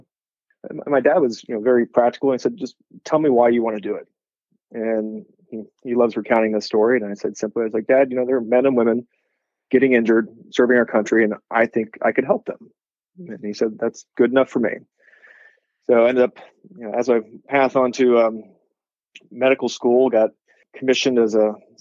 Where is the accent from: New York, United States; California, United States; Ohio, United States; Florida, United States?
Ohio, United States; Columbus; moved away as an adult; also born or lived in Pacific Northwest; growing up in Columbus, going to undergrad in Ohio, going to med school in Ohio